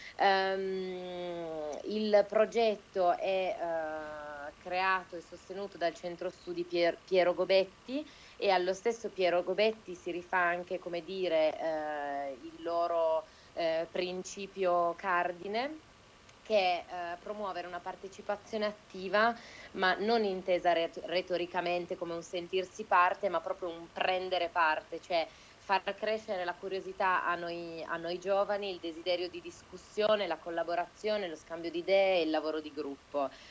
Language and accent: Italian; Turin, Piedmont, Italy; nella mia città natale, che è Torino